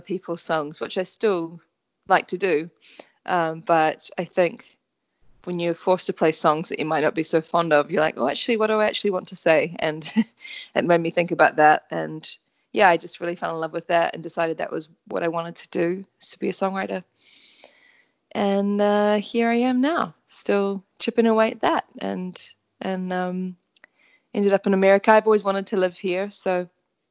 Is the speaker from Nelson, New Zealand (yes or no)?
no; Auckland, New Zealand; I'm from Auckland, New Zealand